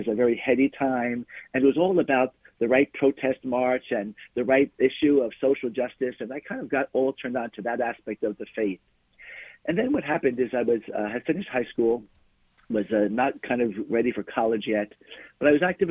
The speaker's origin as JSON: {"language": "English", "town": "Glen Cove", "region": "New York", "country": "United States", "tie": "born or raised there", "said": "I grew up in a town called Glen Cove on Long Island in New York."}